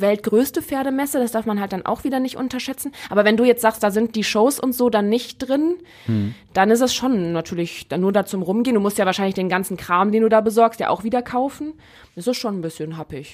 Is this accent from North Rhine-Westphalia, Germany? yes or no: yes; Neuss, North Rhine-Westphalia, Germany; in Neuss, ähm, in meiner Heimat